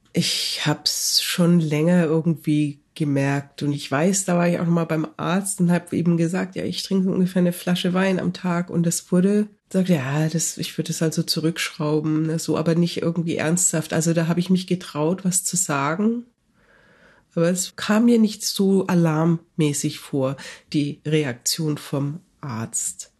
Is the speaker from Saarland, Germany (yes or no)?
no; Nuremberg, Bavaria, Germany; moved away as an adult; also born or lived in Canada; now in Toronto, Canada; ich bin in Nürnberg aufgewachsen